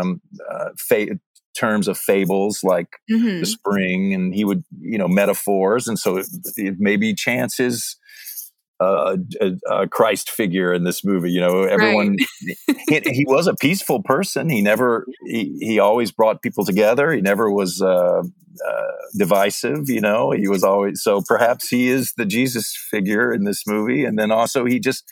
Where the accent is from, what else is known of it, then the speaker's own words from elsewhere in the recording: Mississippi, United States; I'm actually from Mississippi. I grew up in Mississippi.